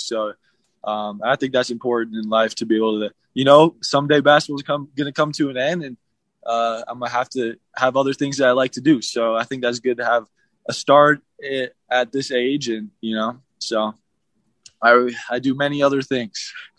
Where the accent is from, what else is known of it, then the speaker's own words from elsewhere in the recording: Midwest, United States; moved away as an adult; now in Utah, United States; I'm from the Midwest